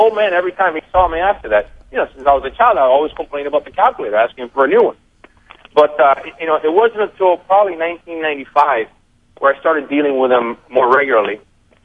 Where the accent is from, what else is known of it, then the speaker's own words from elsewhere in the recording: Honduras; now in United States; I was born in Honduras. We're born in Honduras, and about a week after I was born, we moved to Hamastron